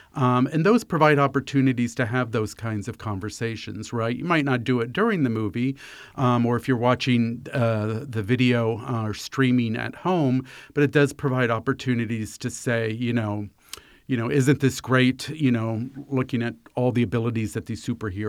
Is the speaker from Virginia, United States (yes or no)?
yes; Fairfax County, Virginia, United States; I grew up here in Fairfax County